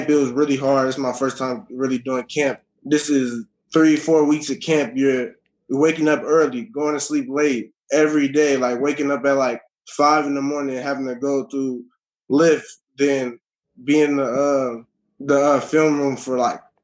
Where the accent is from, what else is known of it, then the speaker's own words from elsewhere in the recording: Minnesota, United States; I'm from Minnesota